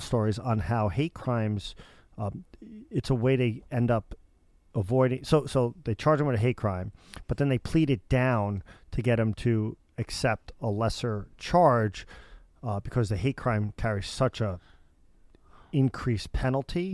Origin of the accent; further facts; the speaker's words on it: suburbs of New York City, United States; I grew up in suburbs of New York City.